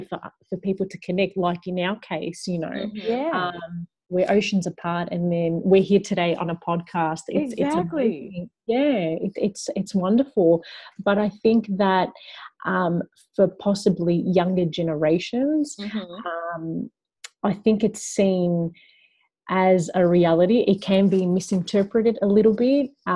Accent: Melbourne, Victoria, Australia; also born or lived in Young, New South Wales; I was born in a little town called Young, but my family had moved back to Melbourne just a couple of weeks after I was born.

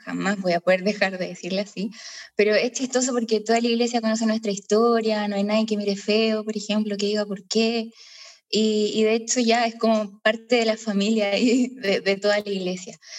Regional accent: Concepción, Biobío, Chile; moved away; soy de Concepción, Chile

